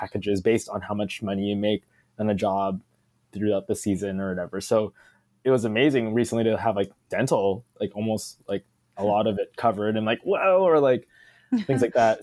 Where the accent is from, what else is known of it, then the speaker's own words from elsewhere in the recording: Philippines; being Filipino